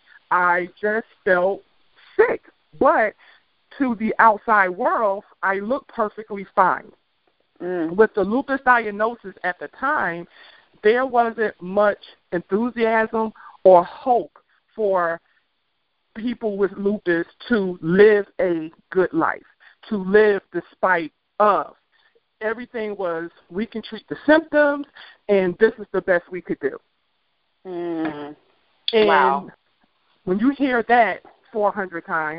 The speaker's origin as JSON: {"language": "English", "town": "Washington", "region": "District of Columbia", "country": "United States", "moved": "yes", "lives_now": "Atlanta, United States", "said": "I am from the Washington, D.C. area. I currently live in Atlanta, Georgia"}